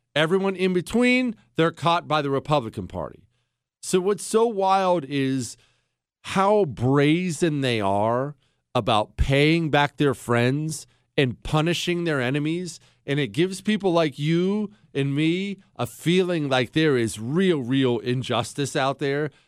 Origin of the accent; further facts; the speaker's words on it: Montana, United States; also born or lived in Ohio; I moved to Montana when I was ten